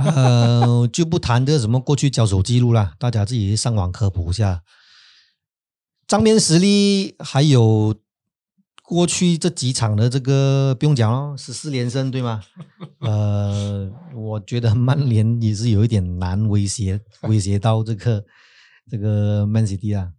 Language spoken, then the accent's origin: Chinese; Malaysia; 我们马来西亚人